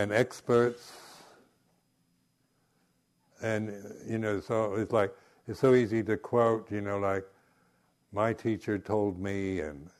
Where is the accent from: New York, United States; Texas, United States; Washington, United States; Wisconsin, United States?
Washington, United States; Seattle; also born or lived in Southern California; now in England; these friends of my parents when I grew up in Seattle, and then when my parents moved to Southern California